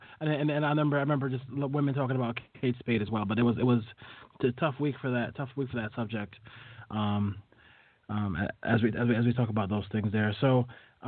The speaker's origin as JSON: {"language": "English", "country": "Jamaica", "said": "I'm Jamaican"}